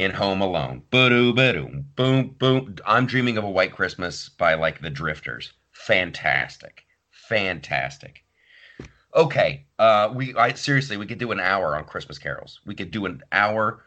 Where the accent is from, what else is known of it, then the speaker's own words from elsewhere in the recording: Ohio, United States; my childhood growing up in Ohio.